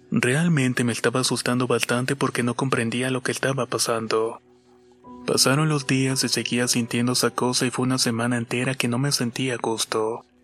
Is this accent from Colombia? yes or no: no; Mexico City, Mexico; Soy de la Ciudad de México y vivo en la delegación Coyoacán.